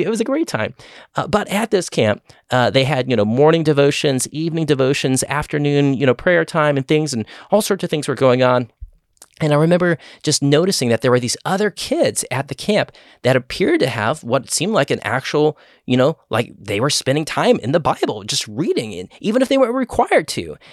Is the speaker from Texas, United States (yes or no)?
yes; Austin, Texas, United States; I grew up in the Austin area my whole life